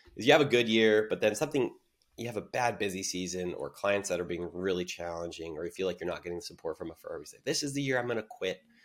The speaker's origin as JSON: {"language": "English", "town": "San Diego", "region": "California", "country": "United States", "tie": "born or raised there", "said": "I'm born and raised in San Diego"}